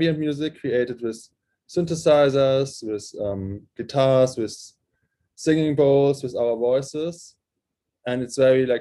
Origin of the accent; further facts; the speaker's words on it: near Frankfurt, Hesse, Germany; first language German; English is a second language; he lived in Frankfurt at this time, and that was kind of close to my hometown